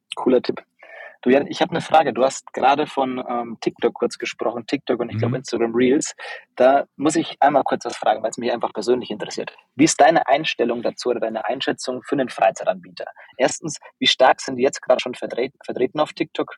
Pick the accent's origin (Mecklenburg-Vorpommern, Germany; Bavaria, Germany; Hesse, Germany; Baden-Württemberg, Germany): Bavaria, Germany; Upper Franconia; bin eigentlich ein Dorfkind, also aus einem ganz kleinen, ähm, Ort aufgewachsen in Oberfranken